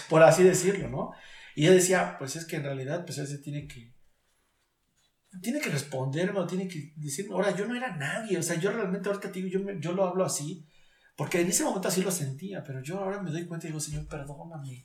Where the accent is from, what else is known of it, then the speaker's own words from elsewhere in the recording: Mexico City, Mexico; siendo chilango